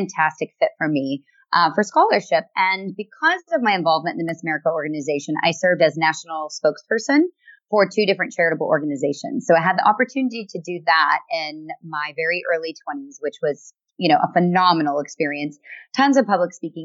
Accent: United States; I am an American woman

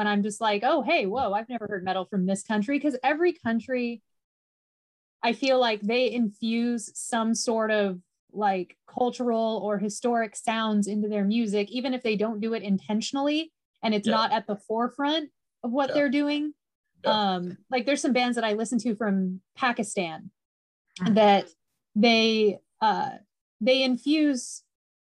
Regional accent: United States; I'm the American on the chat

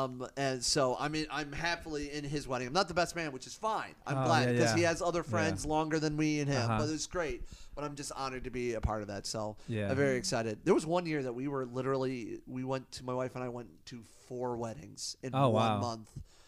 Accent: Midwest, United States; I'm one of those weirdos that likes winter, even though yeah. I'm from the Midwest.

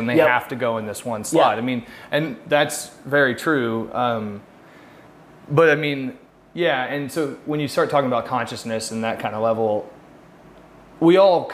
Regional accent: Elwood, Indiana, United States

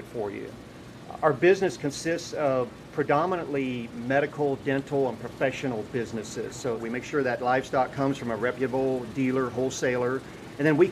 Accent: Central Valley, California, United States; I was born and raised in the Central Valley on a dairy farm.

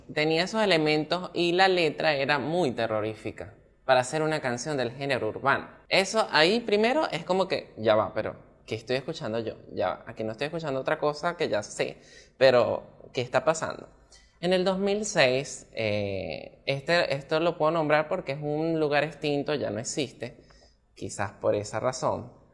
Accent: Maracay, Aragua, Venezuela; Yo pues soy de Maracay

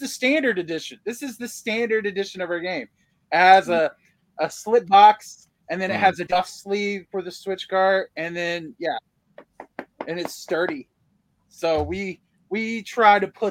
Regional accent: United States; I'm an American

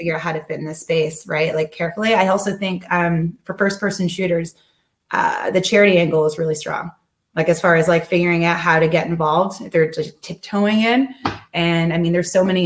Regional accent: Arkansas, United States; also born or lived in Georgia; I lived in Georgia and also Arkansas.

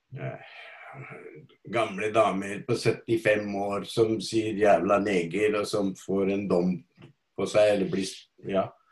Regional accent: India; now in Norway; Opprinnelig fra India og har bodd her i ca. 50 år nå

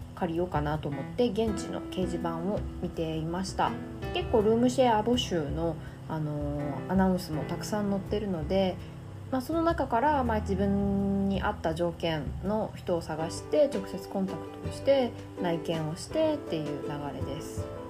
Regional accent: Japan; moved away as an adult; also born or lived in South of France; 私日本人なので

